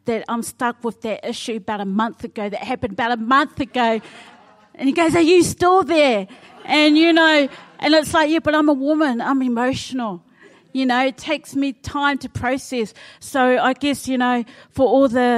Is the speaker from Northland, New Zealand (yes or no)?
no; Wainuiomata, Wellington, New Zealand; moved away as an adult; now in Auckland, New Zealand; I'm originally from Wellington, Wainuiomata